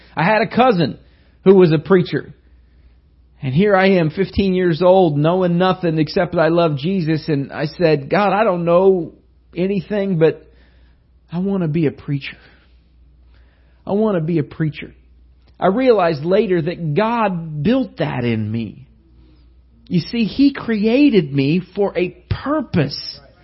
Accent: Indiana, United States; I was from Indiana

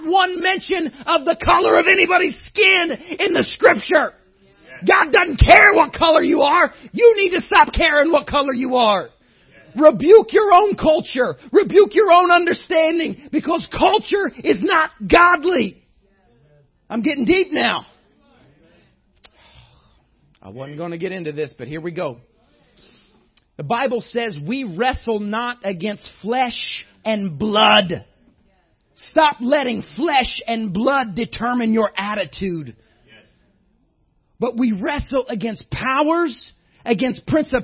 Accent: Indiana, United States; You don't have to talk to me very long to find out I'm from Indiana.

